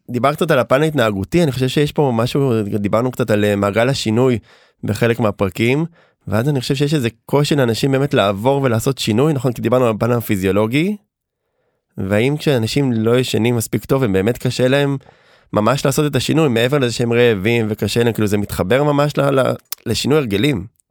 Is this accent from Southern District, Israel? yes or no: no; Herzliya, Tel Aviv District, Israel; גדלתי ברצליה